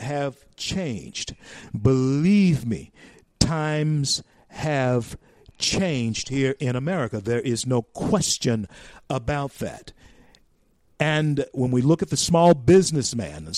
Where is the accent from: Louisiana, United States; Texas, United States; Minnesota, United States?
Louisiana, United States; Louisiana, my home state